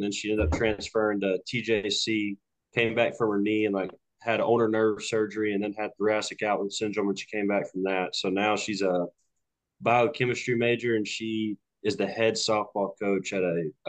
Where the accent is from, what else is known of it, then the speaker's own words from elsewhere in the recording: Longview, Texas, United States; I'm from a small town called Longview in Northeast Texas, and it's I'm south of Cody, about an hour and a half. So this little small town, grew up on some land here. My grandparents live 50 yards from me